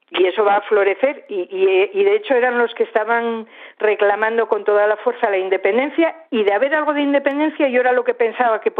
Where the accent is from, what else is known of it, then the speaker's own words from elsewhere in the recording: Asturias, Spain; en eso soy un poco vasca, yo creo. Bueno, soy asturiana